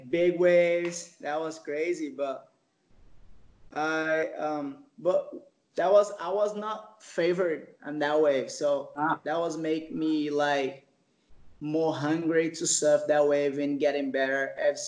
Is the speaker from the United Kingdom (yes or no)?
no; Baía Formosa, Rio Grande do Norte, Brazil; English is a second language; I started to surf at the Bahia Formosa. It's still my hometown, and I'm still living here